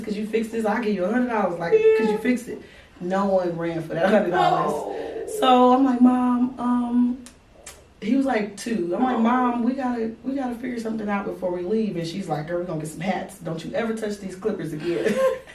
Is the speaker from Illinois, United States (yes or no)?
yes; Chicago, Illinois, United States; moved away as an adult; now in Arizona, United States; I was from Chicago